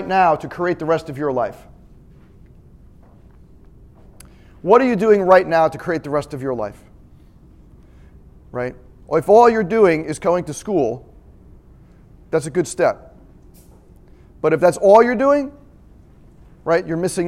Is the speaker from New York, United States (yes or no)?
yes; Lynbrook, New York, United States; now in Atlanta, United States; I came from Lynbrook, New York. Little town in Long Island, New York.